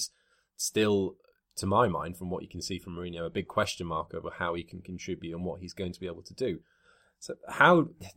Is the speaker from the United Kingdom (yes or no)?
yes; Wales, United Kingdom; being Welsh